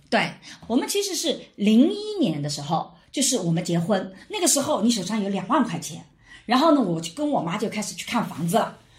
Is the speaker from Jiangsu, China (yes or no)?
yes; Wujiang, Jiangsu, China; moved away; 我们的 吴江县